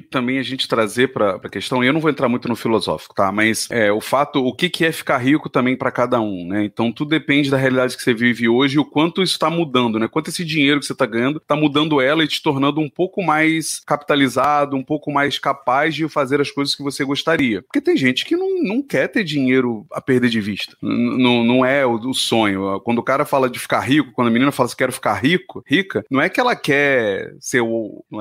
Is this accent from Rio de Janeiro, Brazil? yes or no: yes; Rio de Janeiro, Brazil; Eu vim de uma cidade, né, do Rio, onde a publicidade era extremamente forte, né?